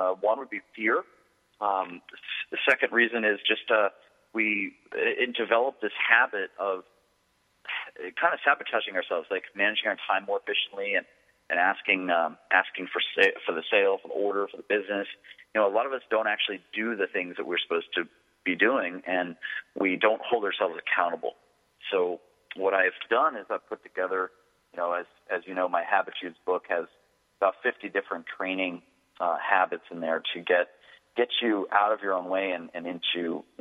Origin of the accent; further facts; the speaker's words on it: Washington, District of Columbia, United States; now in San Diego, United States; I'm originally from Washington D.C. area. I live in San Diego now